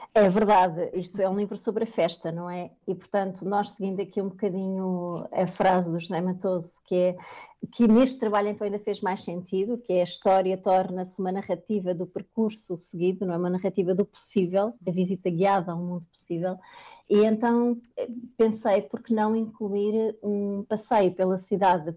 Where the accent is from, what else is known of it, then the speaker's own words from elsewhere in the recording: Lisbon, Portugal; sou alfacinha, portanto, lisboeta de gema